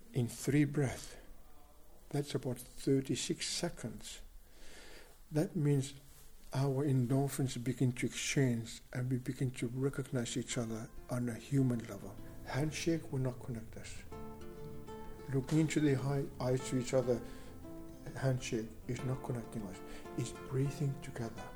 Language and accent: English; Greenland; I am from the Inuit tribe. Inuit is a people of the Arctic